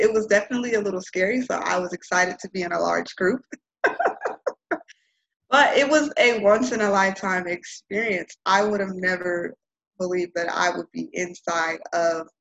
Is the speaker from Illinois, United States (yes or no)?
yes; Chicago, Illinois, United States; moved away; growing up in Auburn Gresham, growing up surrounded by violence